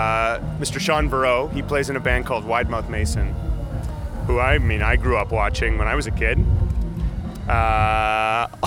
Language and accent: English; Winnipeg, Manitoba, Canada; I'm a guy from Winnipeg, musician, guitar player